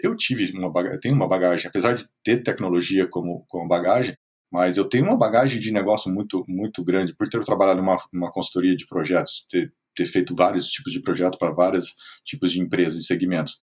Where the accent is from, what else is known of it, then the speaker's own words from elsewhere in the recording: Presidente Prudente, São Paulo, Brazil; moved away as an adult; now in Blumenau, Brazil; Sou natural de Presidente Prudente, interior de São Paulo, morei alguns anos fora do país e hoje estou em Blumenau, Santa Catarina